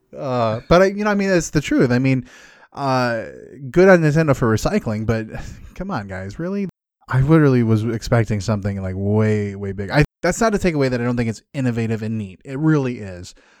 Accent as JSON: {"language": "English", "region": "Midwest", "country": "United States", "said": "I'm from the Midwest."}